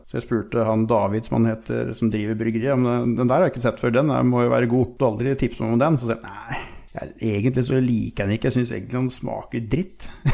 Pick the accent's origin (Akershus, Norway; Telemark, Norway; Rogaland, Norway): Telemark, Norway; now in Lierskogen, Norway; Jeg er opprinnelig telemarking